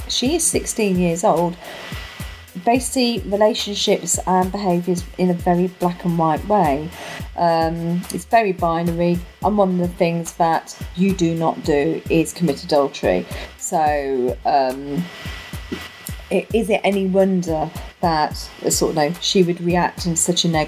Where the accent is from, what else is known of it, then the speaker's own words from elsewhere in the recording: Coventry, West Midlands, United Kingdom; now in South of England, United Kingdom; I was born and bred in Coventry, but I've been living down south longer than I lived in Coventry now